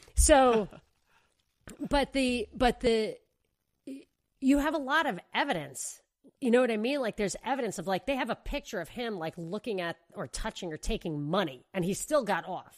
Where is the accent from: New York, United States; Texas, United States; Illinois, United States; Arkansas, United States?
New York, United States; moved away; I grew up in New York. I was a kid, whatever, living with my parents